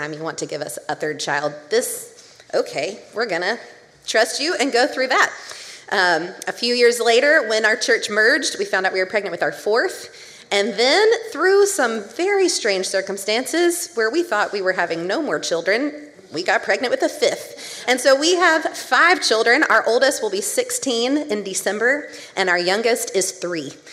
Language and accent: English; Columbia, South Carolina, United States; moved away as an adult; now in Greenville, United States; I am from Columbia, South Carolina, the capital right in the middle of the Triangle State. And I lived in the same house from when I was 3 years old